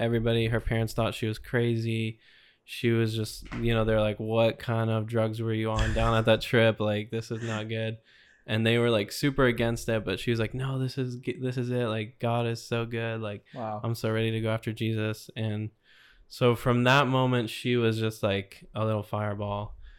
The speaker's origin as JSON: {"language": "English", "region": "Florida", "country": "United States", "said": "Super excited to be able to share my journey with the Lord. I'm mostly from Florida. I spent some time, about 4 years total, in Kansas City. Came back to Florida."}